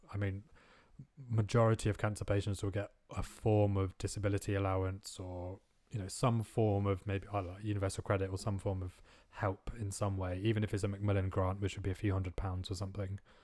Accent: India; moved away as an adult; growing up in India

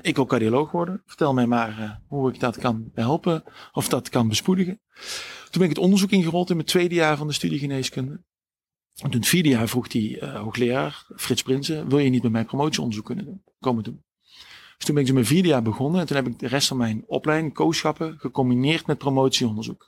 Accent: Sint-Oedenrode, North Brabant, Netherlands; moved away as an adult; now in Maastricht, Netherlands; waar ik ben opgegroeid is, eh, dat, hebben jullie al gezegd, in, uh, in Sint-Oederode. Dat is eigenlijk een klein dorp in, eh, in het midden van, uh, van Noord-Brabant

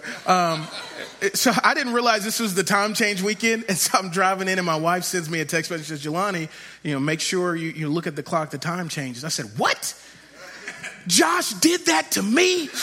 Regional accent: Shreveport, Louisiana, United States; I grew up in Shreveport, Louisiana

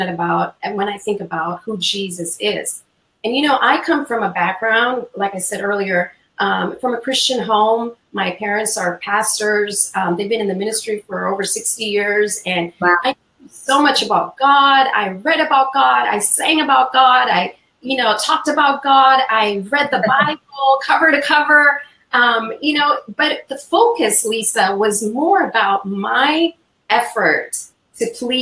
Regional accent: India; moved away; I'm originally from India

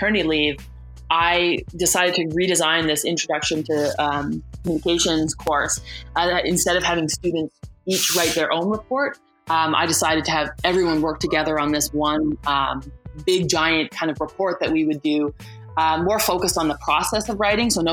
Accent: Canada; also born or lived in United States; being Canadian did not make me super marketable

